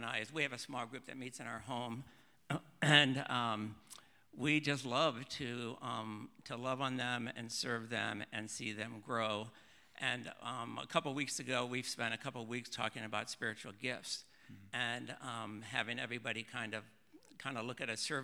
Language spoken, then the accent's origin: English; Ohio, United States; moved away as an adult; also born or lived in Oregon; born and raised in Ohio